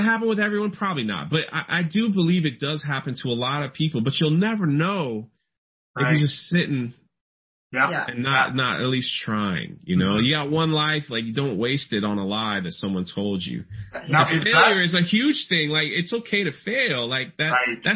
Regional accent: Florida, United States; I'm from Florida. It's like flatland

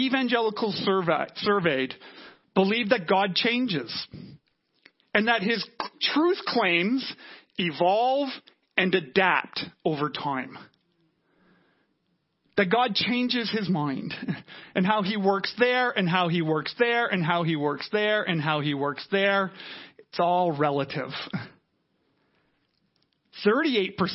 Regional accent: Canada; we're Canadian

